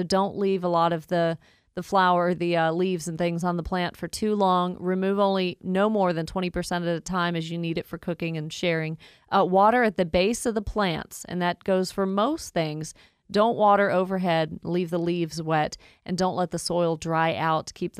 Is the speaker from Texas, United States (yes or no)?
yes; Pearland, Texas, United States; I grew up with relatives in the Houston area and Pearland, Texas, and they got a lot of that Gulf moisture